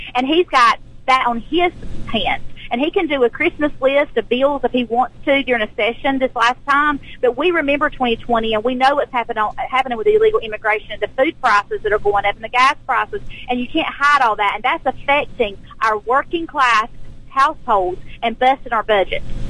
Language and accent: English; South Georgia, United States; I'm an educator from South Georgia